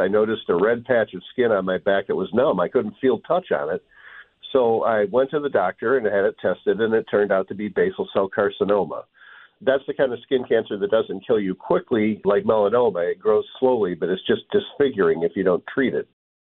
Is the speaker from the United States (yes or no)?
yes; Western Michigan, United States; Well, I grew up in Western Michigan, and we went to the Lake Michigan beaches a lot when I was a kid.